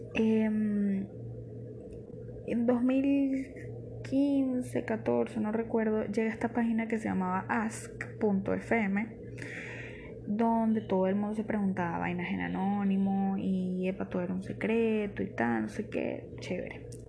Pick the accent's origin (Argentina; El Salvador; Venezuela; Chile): Venezuela; Barquisimeto, Lara; yo soy de Barquisimeto.